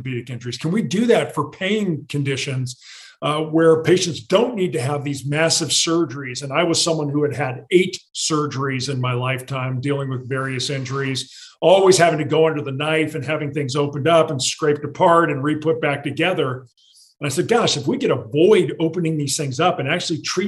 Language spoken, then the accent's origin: English; San Diego, California, United States; I grew up in San Diego